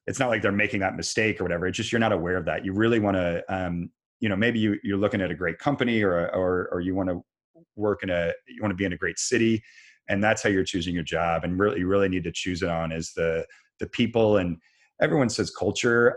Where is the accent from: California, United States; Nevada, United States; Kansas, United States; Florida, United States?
Kansas, United States; now in Raleigh, United States; I grew up in Kansas